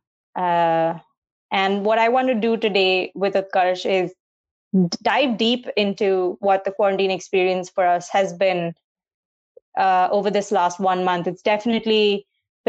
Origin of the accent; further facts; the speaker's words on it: Mumbai, Maharashtra, India; We grew up in India. I grew up in Mumbai.